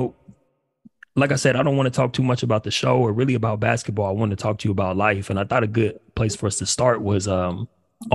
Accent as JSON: {"language": "English", "town": "Upland", "region": "California", "country": "United States", "tie": "born or raised there", "also_born_or_lived": "Pasadena, California / New York", "said": "grew up in Pasadena, you know, not too far away from ELAC. And ended up moving out to the IE, kind of in, you know, I grew up in Upland"}